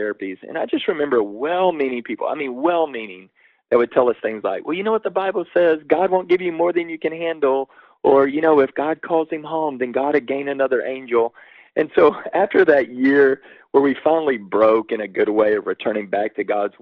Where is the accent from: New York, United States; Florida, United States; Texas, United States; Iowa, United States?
Texas, United States; Waco; I grew up in Waco, Texas